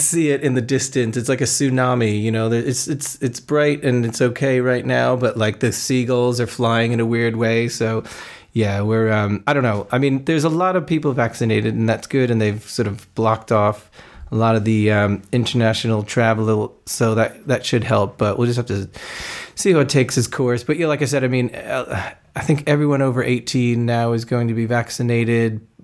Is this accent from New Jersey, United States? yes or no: yes; New Jersey, United States; moved away as an adult; also born or lived in Kutztown, Pennsylvania; now in London, United Kingdom; I grew up in New Jersey